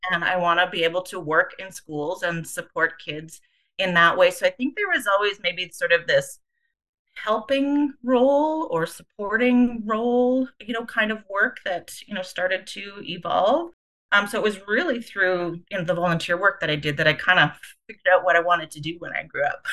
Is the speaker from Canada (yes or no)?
yes; Winnipeg, Manitoba, Canada; also born or lived in Calgary; I was uh, born and raised in Winnipeg